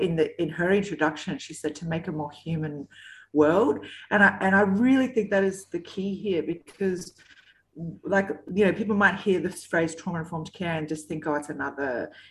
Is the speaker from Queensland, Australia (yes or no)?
yes; Cairns, Queensland, Australia; I'm from Cairns, Queensland.